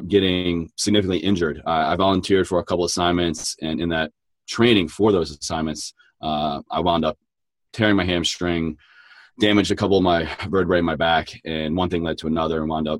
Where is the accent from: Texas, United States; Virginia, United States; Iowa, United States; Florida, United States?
Virginia, United States; Southwest; I grew up down in Southwest Virginia